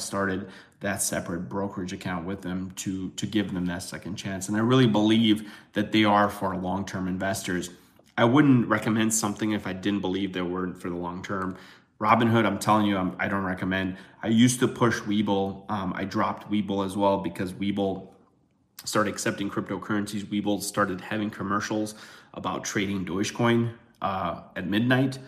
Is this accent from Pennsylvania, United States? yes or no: no; Chicago, Illinois, United States; I'm from Chicago.